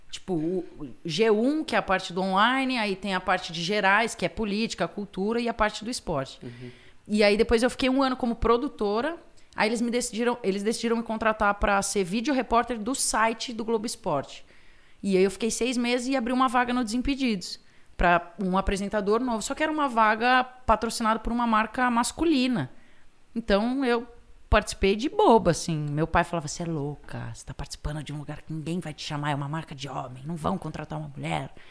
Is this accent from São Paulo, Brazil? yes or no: yes; Piracicaba, São Paulo, Brazil; now in São Paulo, Brazil; Eu sou do interior, sou de Piracicaba, que não é uma cidade tão pequena.